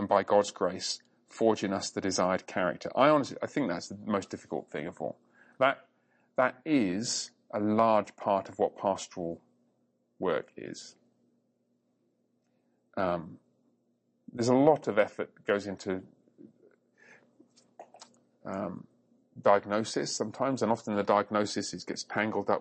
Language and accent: English; England, United Kingdom; part of England I grew up